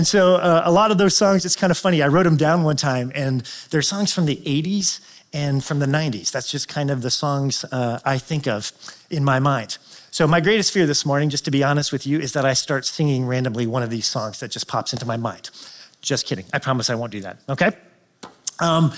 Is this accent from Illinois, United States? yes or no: yes; Chicago, Illinois, United States; I am from Chicagoland